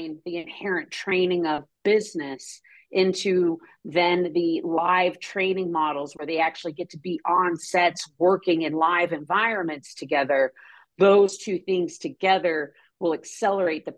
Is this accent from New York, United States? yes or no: no; New Mexico, United States; growing up in New Mexico